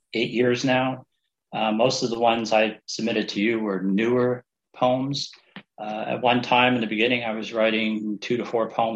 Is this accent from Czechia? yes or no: no; New Jersey, United States; I'm from New Jersey, and a lot of people go, "Where's your accent?" I said, "Not everybody in New Jersey, you know, talks like that."